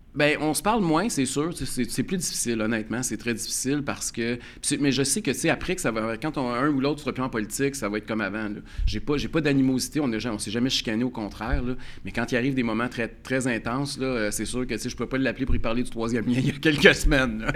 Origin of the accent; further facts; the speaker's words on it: Quebec, Canada; en tant que Québécois, en tant que Canadiens